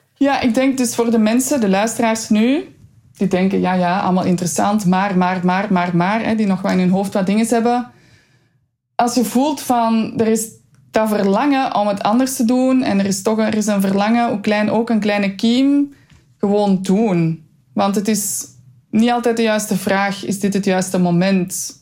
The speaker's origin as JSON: {"language": "Dutch", "region": "Flanders", "country": "Belgium", "said": "als Vlaming, als Belg"}